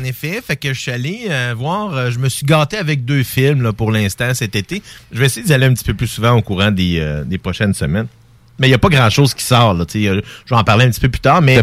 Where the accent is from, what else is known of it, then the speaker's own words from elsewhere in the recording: Quebec, Canada; moi je suis québécois d'origine française qu'on appelle de souche